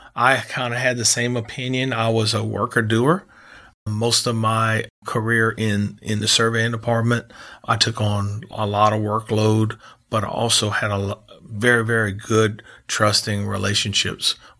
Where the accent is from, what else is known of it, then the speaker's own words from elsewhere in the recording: New Iberia, Louisiana, United States; We had a split-level home that that, uh, we grew up in in Iberia